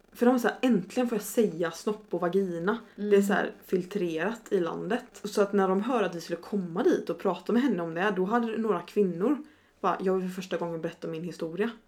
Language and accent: Swedish; Sweden; now in Stockholm, Sweden; I'm from a rural village. Mm. Tror jag sa, in Sweden